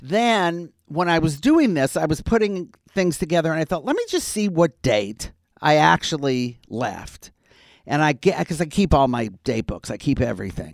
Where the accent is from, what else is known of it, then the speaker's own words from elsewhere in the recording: Detroit, Michigan, United States; moved away as an adult; also born or lived in Wisconsin; I grew up in Detroit.